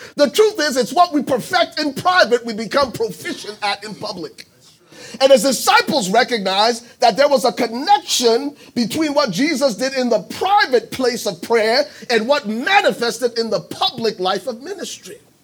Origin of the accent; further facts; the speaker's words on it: Liberia; moved away; I'm originally from Liberia.